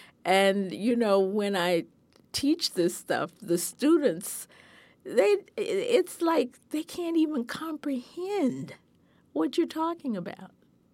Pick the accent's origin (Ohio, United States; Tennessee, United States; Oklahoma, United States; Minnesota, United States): Tennessee, United States; Memphis; born there; I was born in Memphis, Tennessee in 1944.